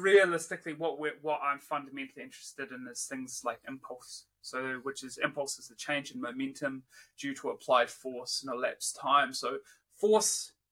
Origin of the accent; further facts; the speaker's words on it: New Zealand; also born or lived in Wollongong, Australia / Perth, Australia / Leeds, United Kingdom; now in Brisbane, Australia; Born and raised in New Zealand